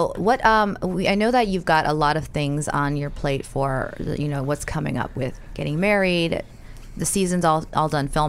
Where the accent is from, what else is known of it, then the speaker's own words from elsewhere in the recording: New York City, New York, United States; I'm a New Yorker